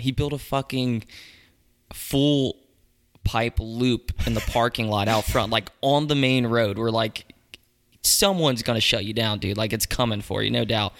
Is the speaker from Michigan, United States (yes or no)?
no; Mooresville, North Carolina, United States; also born or lived in Pineville, North Carolina / Charlotte, North Carolina; I grew up in Mooresville